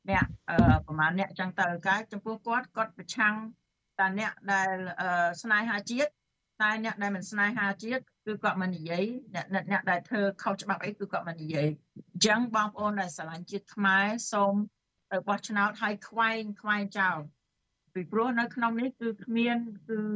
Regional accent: Cambodia; now in United States

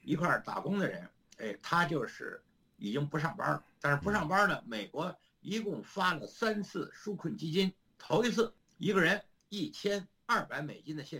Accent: China; moved away as an adult; now in United States; 我就是中国人，我在中国活了七十一年，我来到美国快五年了。

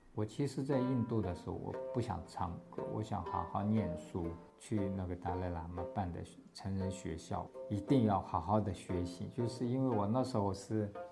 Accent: Têwo County, Tibet, Gansu, China; first language Tibetan; Chinese is a second language; moved away as an adult; also born or lived in India; now in Hualien, Taiwan; 我的家乡在西藏的甘南别部

